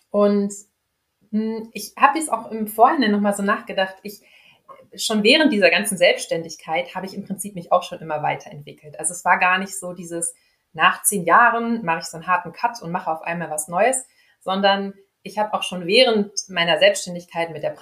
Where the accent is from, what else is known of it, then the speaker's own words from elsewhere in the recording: Dortmund, North Rhine-Westphalia, Germany; wohne hier in Dortmund, bin also ein echtes Kind aus dem Ruhrgebiet.